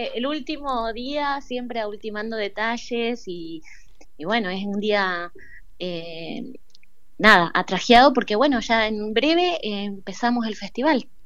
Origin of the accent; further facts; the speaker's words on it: Argentina; como pueblo argentino